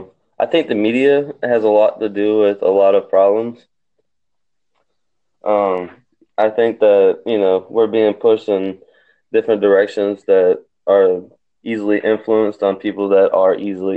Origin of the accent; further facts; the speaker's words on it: South Georgia, United States; I'm South Georgia. I'm from South Georgia